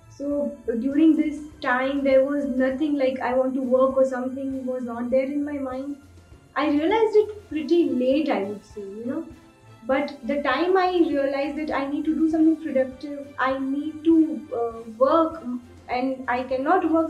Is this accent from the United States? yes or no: no; Udaipur, Rajasthan, India; Basically, I'm from Udaipur, settled in Udaipur.